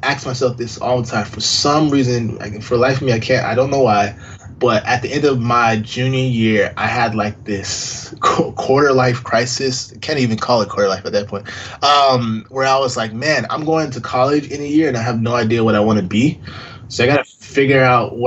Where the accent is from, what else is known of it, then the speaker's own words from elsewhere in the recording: Florida, United States; I grew up in Florida, born and raised